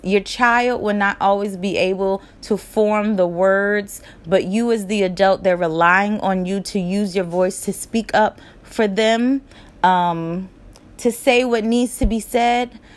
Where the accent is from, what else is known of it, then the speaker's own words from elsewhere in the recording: Charlotte, North Carolina, United States; also born or lived in Newark, New Jersey; I was born in Charlotte, North Carolina